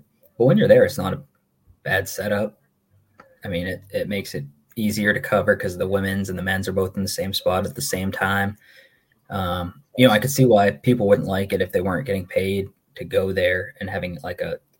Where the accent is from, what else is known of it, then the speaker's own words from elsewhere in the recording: Maine, United States; accent: Maine accent; moved away; I'm from Maine. I understand the concept of clearing snow.